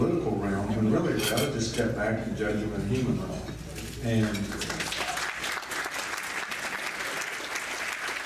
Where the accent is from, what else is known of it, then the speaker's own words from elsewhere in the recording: East Texas, United States; I grew up in East Texas.